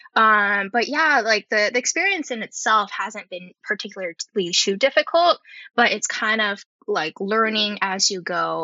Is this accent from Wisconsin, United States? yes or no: no; Bay Area, California, United States; I grew up in the Bay Area